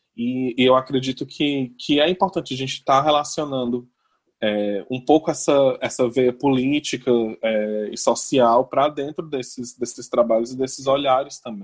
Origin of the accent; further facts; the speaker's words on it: Fortaleza, Ceará, Brazil; eu sou de Fortaleza